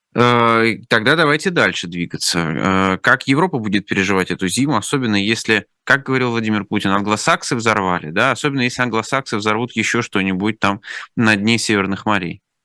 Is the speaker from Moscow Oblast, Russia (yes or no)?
no; Orenburg, Orenburg Oblast, Russia; я из Оренбурга, у нас там, знаете, «Газпром» — это больше, чем, чем просто да, предприятие